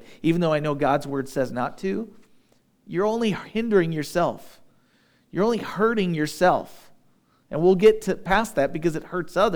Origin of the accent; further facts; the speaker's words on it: United States; I'm an American, but I'm a Christian first